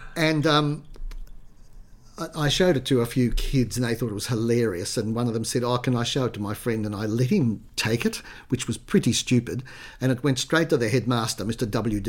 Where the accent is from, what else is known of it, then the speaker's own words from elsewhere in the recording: Sydney, New South Wales, Australia; I was born in Sydney. I grew up on the Lower North Shore, in Clontarf and Balgowlah.